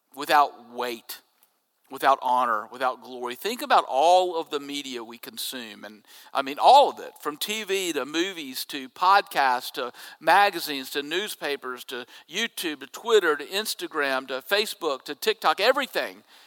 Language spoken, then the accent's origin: English; Jackson, Mississippi, United States; When I was growing up in Jackson, uh, we had a double A team in Jackson that fed to the New York Mets